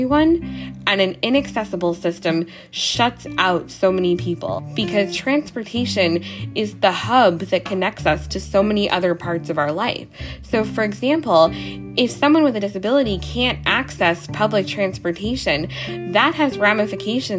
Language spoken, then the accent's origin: English; New York City, New York, United States; I'm from New York